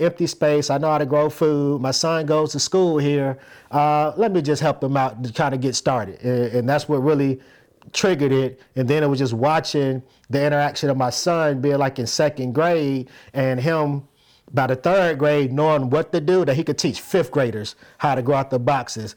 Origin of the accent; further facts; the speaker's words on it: Plains, Georgia, United States; moved away; I'm originally from Plains, Georgia